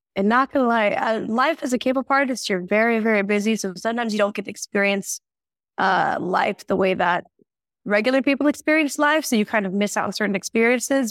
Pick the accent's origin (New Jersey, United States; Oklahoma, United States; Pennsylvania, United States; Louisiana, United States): Oklahoma, United States; Tulsa; first language English; now in South Korea; my hometown is Tulsa